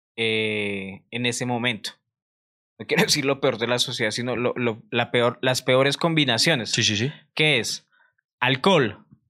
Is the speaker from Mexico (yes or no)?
no; Colombia; todos los colombianos que hemos viajado